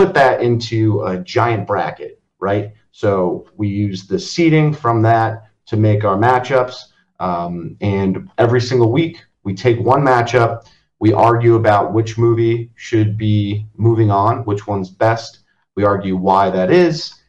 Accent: Long Valley, New Jersey, United States; now in Hoboken, United States; I grew up in Long Valley, New Jersey, which if anyone doesn't know where that is, it's in Morris County, right up against the Pennsylvania border

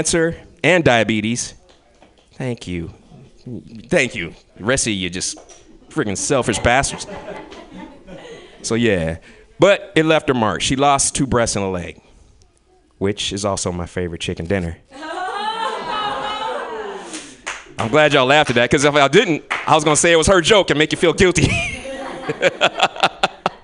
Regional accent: Kentucky, United States; moved away; I'm from Kentucky

